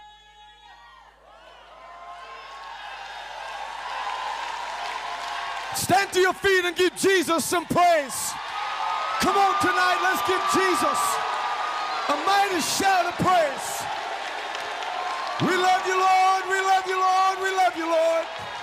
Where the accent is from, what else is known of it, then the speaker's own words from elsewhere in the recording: Sheffield, Yorkshire and the Humber, United Kingdom; also born or lived in Cambridge / Rotherham; I'm from the United Kingdom. I was born and raised in Sheffield